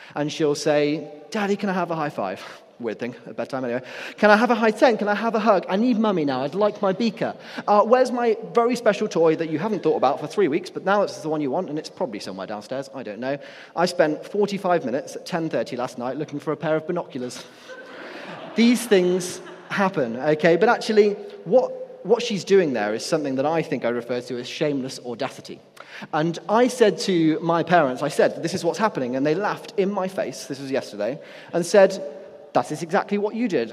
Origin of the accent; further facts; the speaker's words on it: Nottingham, East Midlands, United Kingdom; I'm from Nottingham, and the main nightclub there is a place called Rock City